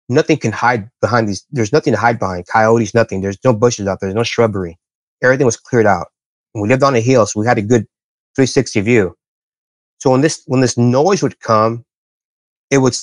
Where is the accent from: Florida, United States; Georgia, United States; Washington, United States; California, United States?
California, United States; Bermuda Dunes; also born or lived in Palm Desert, California; we moved from Palm Desert out to a place called Bermuda Dunes. And this is out in the middle of nowhere, the desert